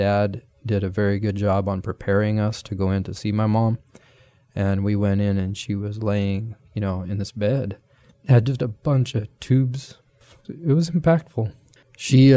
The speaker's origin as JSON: {"language": "English", "region": "Nebraska", "country": "United States", "tie": "born or raised there", "said": "I grew up in Nebraska"}